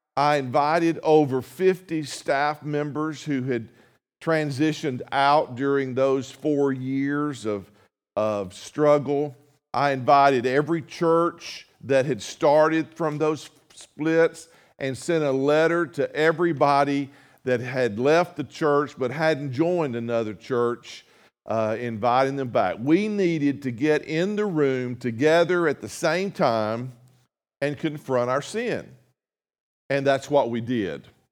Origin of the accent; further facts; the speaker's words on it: North Mississippi, United States; moved away as an adult; now in Jefferson City, United States; I'm from North Mississippi